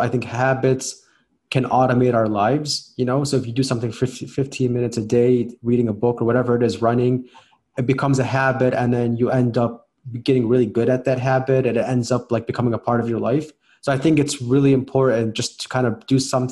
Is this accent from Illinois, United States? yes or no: yes; Chicago, Illinois, United States; I'm from Chicago, Illinois. I grew up here, lived here my whole life.